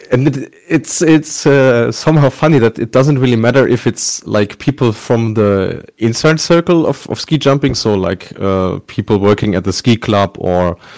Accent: Bielefeld, North Rhine-Westphalia, Germany; my my hometown uh, Bielefeld is uh, located at uh, 100 meters above uh, sea level, so we don't have uh, uh, real mountains here, barely snow.

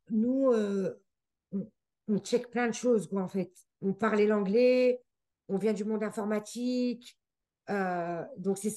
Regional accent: Geneva, Switzerland; accent: French; now in Canada; comme je venais de Genève et tout, que j'étais dans un environnement anglais et tout

